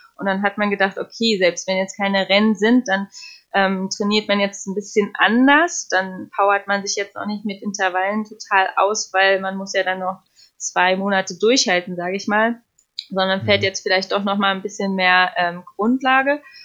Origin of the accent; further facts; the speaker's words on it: Potsdam, Brandenburg, Germany; moved away; also born or lived in United States; ich komme ursprünglich aus Potsdam